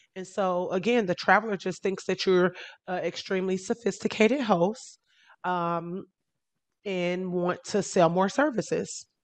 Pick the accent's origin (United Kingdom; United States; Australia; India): United States; Chicago, Illinois; now in Miami, United States; I'm originally from Chicago